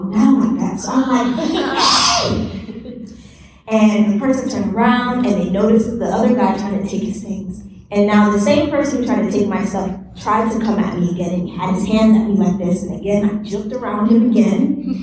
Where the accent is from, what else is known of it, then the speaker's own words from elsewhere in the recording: United States; I'm from the U.S.